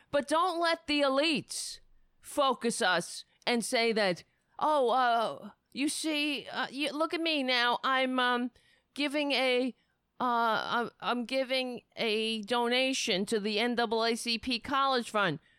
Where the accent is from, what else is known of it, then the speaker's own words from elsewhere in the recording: United States; as an American people, as a community